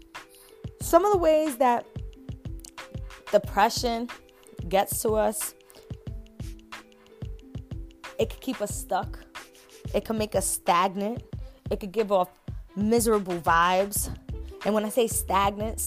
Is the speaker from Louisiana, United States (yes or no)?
no; New York, United States; I'm from New York